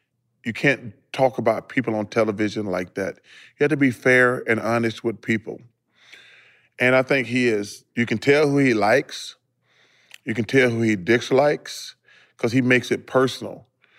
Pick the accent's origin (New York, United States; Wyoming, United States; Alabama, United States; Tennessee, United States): Alabama, United States; Leeds; because my hometown only got a couple thousand people. Mm-hmm. I'm from Leeds, Alabama.